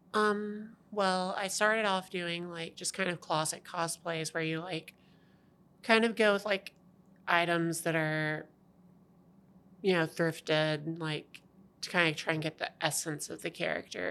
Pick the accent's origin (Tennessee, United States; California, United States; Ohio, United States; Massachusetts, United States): Tennessee, United States; Savannah; moved away as an adult; also born or lived in Alabama; I'm originally from Tennessee, from horrible place called Savannah.